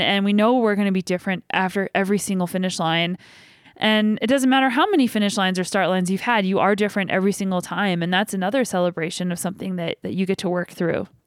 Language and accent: English; Canada; we're both from Canada